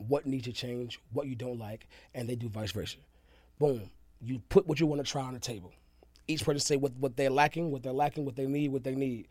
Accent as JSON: {"language": "English", "region": "the South", "country": "United States", "tie": "born or raised there", "said": "where in my roots, where I'm raised, it's from, came from the South."}